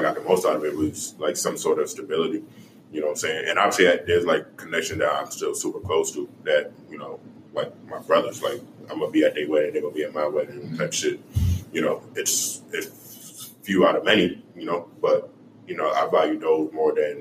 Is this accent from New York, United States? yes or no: yes; New York City, New York, United States; now in Kansas City, United States; I grew up in Far Rockaway